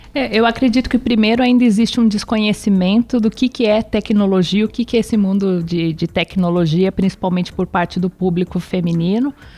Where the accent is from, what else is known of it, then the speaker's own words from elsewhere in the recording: São Paulo, Brazil; Eu sou nascida em São Paulo, cidade estado de São Paulo. É, meus pais também são, são daqui